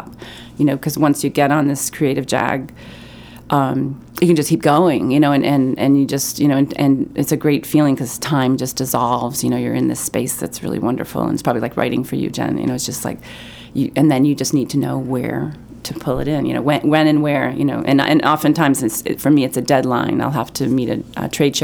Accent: Pittsfield, Maine, United States; I grew up in Pittsfield, Maine, and my parents still live there.

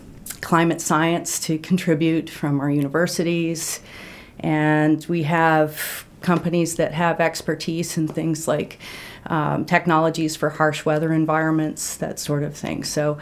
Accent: Maine, United States; also born or lived in Vermont; I grew up in Maine

